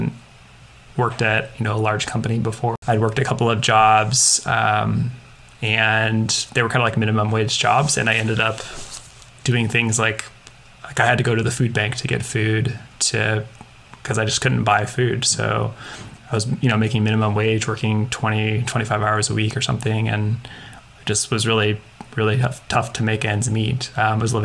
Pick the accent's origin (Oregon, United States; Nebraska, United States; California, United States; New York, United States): Oregon, United States; Portland; I grew up in Portland, Oregon